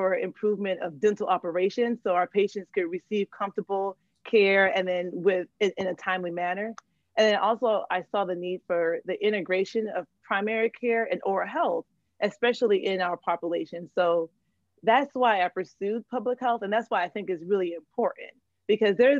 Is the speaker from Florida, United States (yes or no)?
yes; Fort Lauderdale, Florida, United States; moved away as an adult; now in Boston, United States; I'm from Fort Lauderdale, Florida